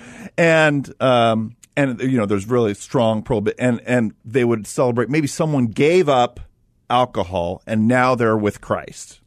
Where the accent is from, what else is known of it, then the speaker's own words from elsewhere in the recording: Los Angeles, California, United States; I grew up in Los Angeles